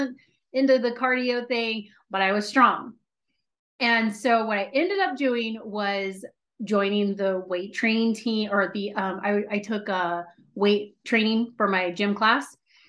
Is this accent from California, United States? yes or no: yes; San Diego, California, United States; born there; I was born in San Diego. And then from there, we lived in Long Beach, the LA area. We moved up to San Francisco. So I've lived like all up and down California